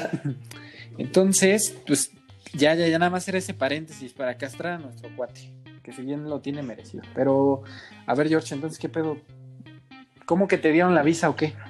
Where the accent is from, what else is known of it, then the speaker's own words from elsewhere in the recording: Mexico; Como buenos mexicanos